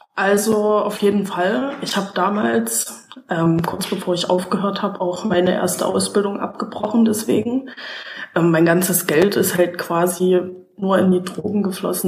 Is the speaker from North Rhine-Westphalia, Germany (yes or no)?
no; Saxony, Germany; ich komme aus Sachsen